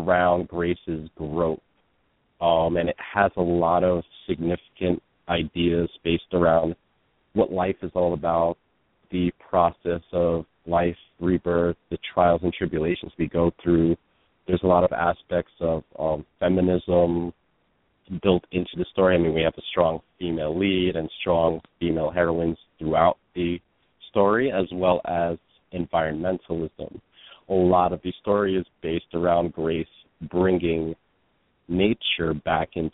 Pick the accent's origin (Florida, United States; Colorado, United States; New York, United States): New York, United States; New York City; I grew up in Brooklyn, mostly in the Bushwick and Ridgewood neighborhoods. And I've lived in New York most of my life.